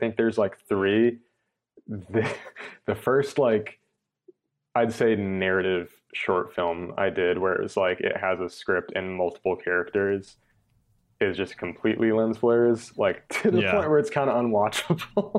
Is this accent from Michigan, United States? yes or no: no; New York, United States; I've learned from being in the South that I'm definitely a New Yorker. And I'm definitely like a Northeasterner.